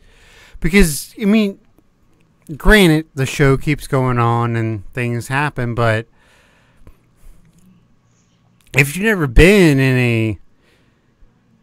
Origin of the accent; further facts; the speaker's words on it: the South, United States; I'm from the South